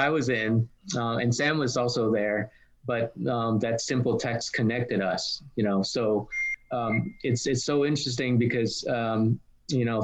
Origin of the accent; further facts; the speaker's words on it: Australia; even though I'm I'm Australian, um, Vietnam is kind of home for me.